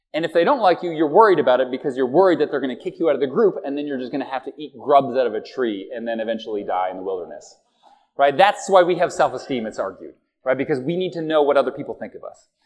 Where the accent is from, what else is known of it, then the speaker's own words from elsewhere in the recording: Halifax, Nova Scotia, Canada; as a kid, we went down there and we drove from from Halifax, Nova Scotia